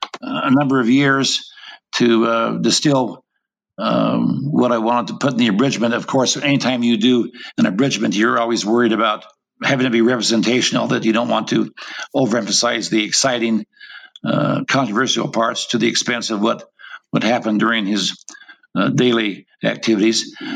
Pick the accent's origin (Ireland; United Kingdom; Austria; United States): United States; Intermountain West; I was raised in the Intermountain West, came to BYU, got my undergraduate degree, took a PhD there in U.S. history with an emphasis in Western history.